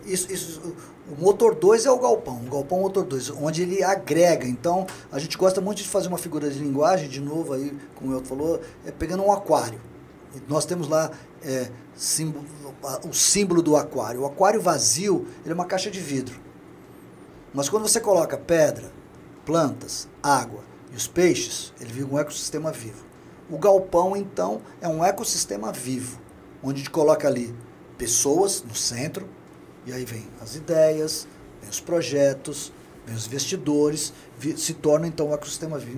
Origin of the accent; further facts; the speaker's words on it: São Paulo, Brazil; now in Governador Valadares, Brazil; Eu sou paulistano